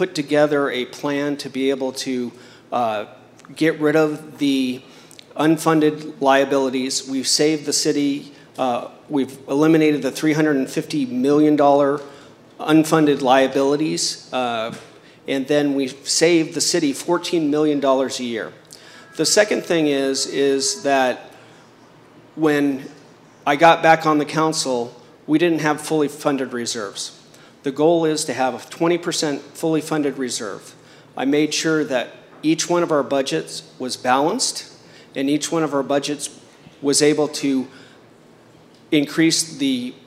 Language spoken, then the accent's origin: English; Chula Vista, California, United States; I grew up in Chula Vista playing soccer